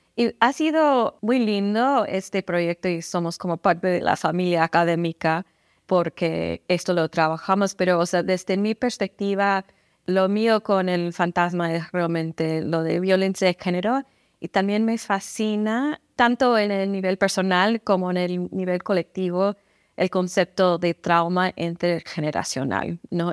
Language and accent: Spanish; San Antonio, Texas, United States; Spanish is a second language; moved away; also born or lived in Kansas; yo crecí en San Antonio, entonces yo a mi alrededor, en los barrios en que crecí, había mucha gente siempre hablando español